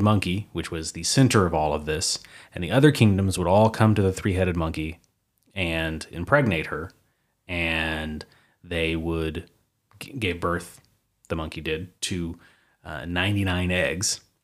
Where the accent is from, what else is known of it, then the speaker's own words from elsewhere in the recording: Oklahoma, United States; two Oklahomans from the United States